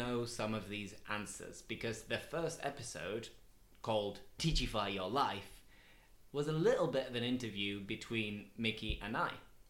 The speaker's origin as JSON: {"language": "English", "town": "Steeton", "region": "Yorkshire and the Humber", "country": "United Kingdom", "tie": "born or raised there", "accent": "northern", "said": "I was born in Steeton."}